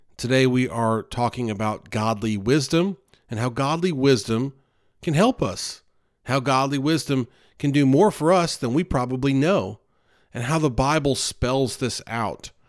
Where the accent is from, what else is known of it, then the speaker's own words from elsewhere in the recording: the North, United States; now in North Carolina, United States; I grew up in the North